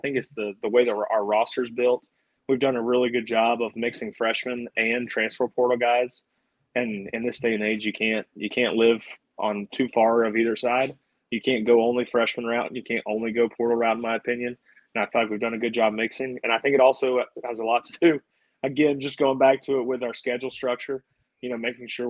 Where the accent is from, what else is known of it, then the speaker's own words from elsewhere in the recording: Birmingham, Alabama, United States; Birmingham's that crazy area for baseball.